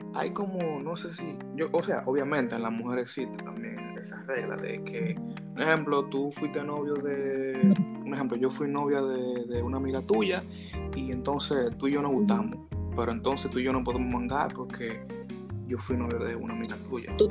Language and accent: Spanish; Cotuí, Sánchez Ramírez, Dominican Republic; nosotros somos de Cotuí, entonces nosotros hablamos mucho de Cotuí. Entonces aquí en Cotuí es un pueblo chiquito